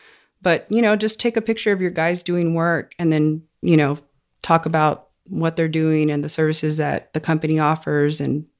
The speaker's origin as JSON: {"language": "English", "town": "Odessa", "region": "Texas", "country": "United States", "tie": "born or raised there", "said": "I'm from Odessa. Okay. Born and raised."}